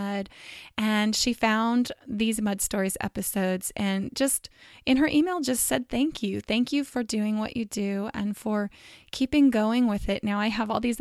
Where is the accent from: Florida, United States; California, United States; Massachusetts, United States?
California, United States; I'm from California